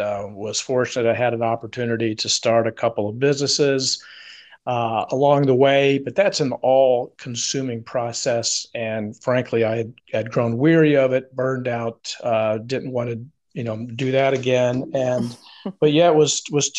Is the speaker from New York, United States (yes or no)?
no; Atlanta, Georgia, United States; moved away as an adult; also born or lived in Phoenix, Arizona; now in Charleston, United States; I was born and raised in the South in Atlanta, Georgia